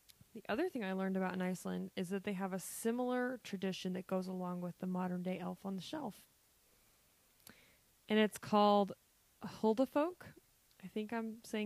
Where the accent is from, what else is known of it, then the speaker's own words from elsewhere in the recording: United States; we're very American people